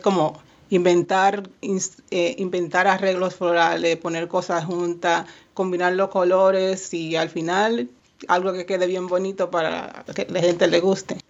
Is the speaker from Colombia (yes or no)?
no; Haina, San Cristóbal, Dominican Republic; now in Miami, United States; Yo soy de Jaina, República Dominicana, y sí, siempre extraño mucho